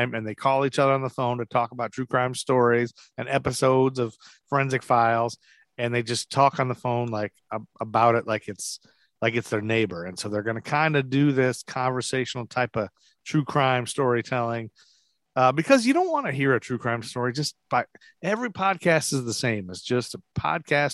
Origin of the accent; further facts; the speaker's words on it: Toledo, Ohio, United States; now in Charlotte, United States; I'm from Toledo where they have the Mud Hens